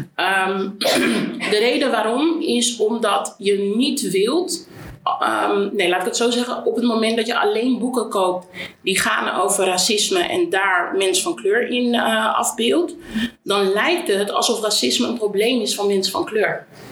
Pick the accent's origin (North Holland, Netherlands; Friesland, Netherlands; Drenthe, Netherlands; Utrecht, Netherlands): Utrecht, Netherlands; Amersfoort; ik kom uit Amersfoort